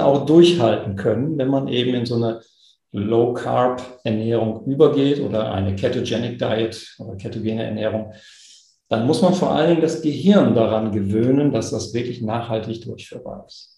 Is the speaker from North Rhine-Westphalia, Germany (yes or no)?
no; East Frisia, Lower Saxony, Germany; Ich komme aus Ostfriesland, da gibt es diese schönen schwarz-weißen ostfriesischen Milchkühe